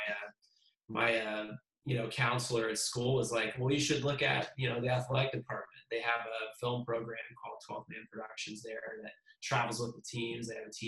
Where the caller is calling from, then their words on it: Austin, Texas, United States; So I am in Austin, Texas.